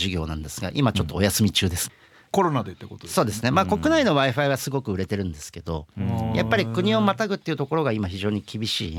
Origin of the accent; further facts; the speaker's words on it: Kagoshima, Japan; 僕あの実は鹿児島出身でして、